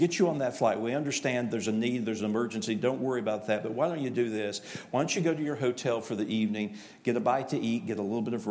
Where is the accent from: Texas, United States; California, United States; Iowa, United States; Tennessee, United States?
Tennessee, United States; East; I am from East Tennessee